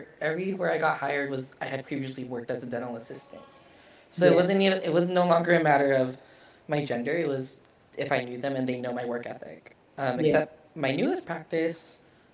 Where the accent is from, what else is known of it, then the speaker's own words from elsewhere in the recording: Vallejo, California, United States; also born or lived in Japan; Vallejo, California, close to San Francisco.